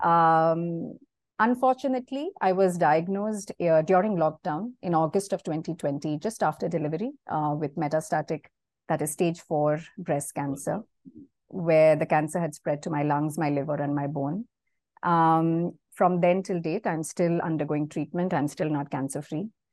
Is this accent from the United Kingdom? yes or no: no; Mumbai, Maharashtra, India; moved away as an adult; now in Singapore; I have been born and brought up in Mumbai. Uh, I spent almost 37 years of my life there.